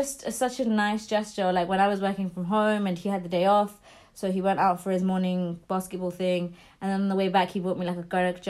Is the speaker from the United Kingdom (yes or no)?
yes; London, United Kingdom; I would rather work 5 jobs and get priced out of London, because I'm a Londoner.